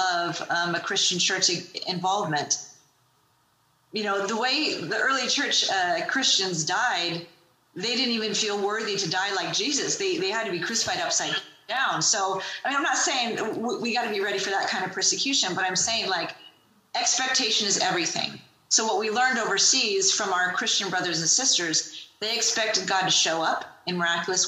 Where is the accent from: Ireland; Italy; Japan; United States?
United States; I love being an American